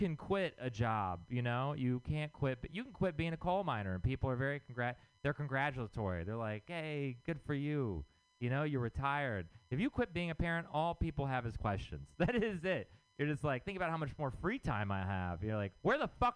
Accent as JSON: {"language": "English", "region": "Texas", "country": "United States", "moved": "yes", "said": "I'm from Texas"}